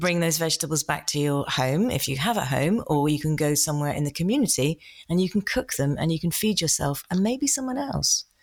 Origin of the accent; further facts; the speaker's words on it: United Kingdom; being typically British